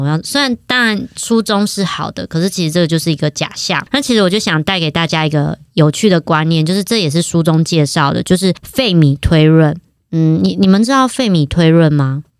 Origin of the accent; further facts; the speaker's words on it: Taiwan; 因为我们是台湾人